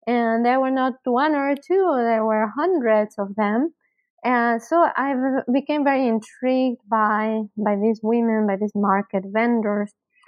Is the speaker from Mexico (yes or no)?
yes; Mexico; moved away as an adult; also born or lived in Canada; now in Denton, United States; Certainly. I was born and raised in Mexico, and then after my BA, I moved to Canada to do my MA